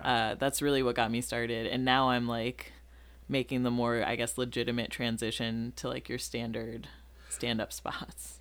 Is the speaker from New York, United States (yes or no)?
no; Rockford, Illinois, United States; also born or lived in Massachusetts; now in Chicago, United States; I'm from Rockford, Illinois.